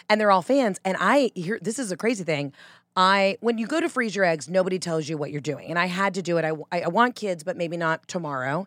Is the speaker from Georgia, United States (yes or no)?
yes; Georgia, United States; accent: Southern; also born or lived in New York; now in Los Angeles, United States; I was born in Georgia, but because my mom's from Boston